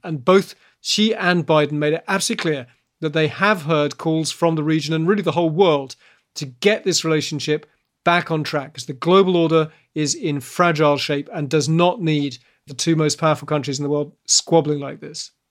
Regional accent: United Kingdom; now in Beijing, China; I am British

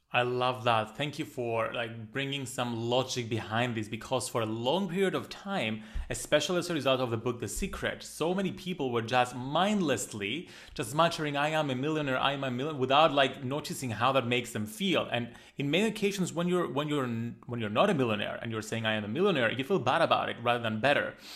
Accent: Greece; accent: Greek; I love my Greek accent

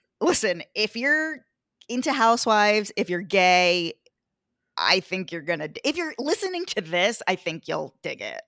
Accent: Long Island, New York, United States; I'm from New York, lived here my whole life. I actually grew up on Long Island

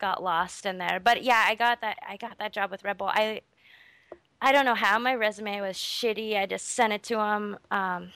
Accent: Snowflake, Arizona, United States; moved away; I'm from Snowflake, Arizona.

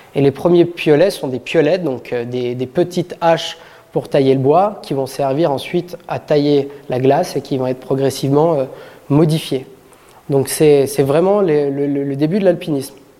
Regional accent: Saint-Gervais-les-Bains, Auvergne-Rhône-Alpes, France; je suis originaire de Saint-Gervais

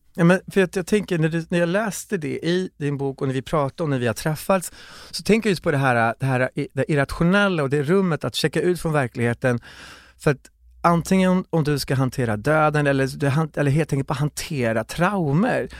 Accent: Kiruna, Norrbotten County, Sweden; jag föddes i Kiruna

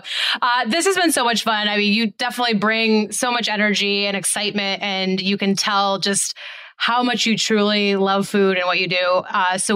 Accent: Great Falls, Montana, United States; I'm from Great Falls, Montana

